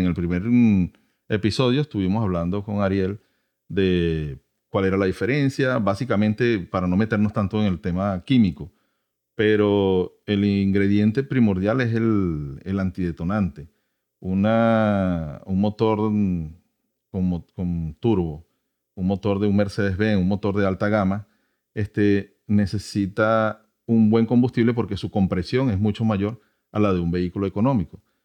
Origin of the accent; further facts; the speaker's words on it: Venezuela; now in United States; yo soy de Venezuela, este, en mi país